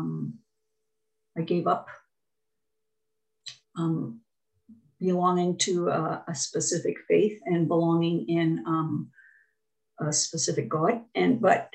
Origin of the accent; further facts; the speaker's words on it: Ontario, Canada; also born or lived in Quebec / New Brunswick; now in Medicine Hat, Canada; I grew up in Ontario and then moved to Quebec, but I went to university in New Brunswick.